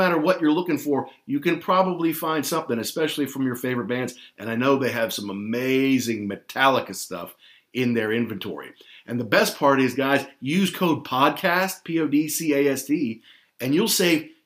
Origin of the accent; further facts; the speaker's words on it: Louisville, Kentucky, United States; also born or lived in London / Amsterdam; my hometown of Louisville, Kentucky